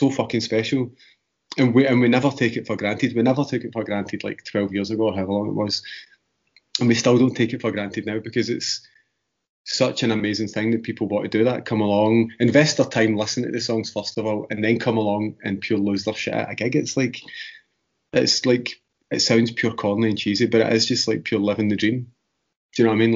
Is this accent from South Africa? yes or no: no; west of Scotland, United Kingdom; when I leave Scotland, and especially the west of Scotland